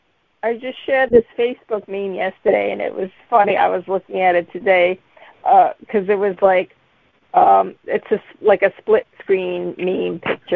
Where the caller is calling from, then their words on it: Massachusetts, United States; I'm calling from Massachusetts.